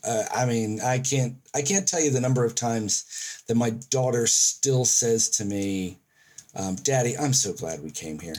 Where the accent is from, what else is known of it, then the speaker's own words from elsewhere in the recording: United States; now in Auckland, New Zealand; as an American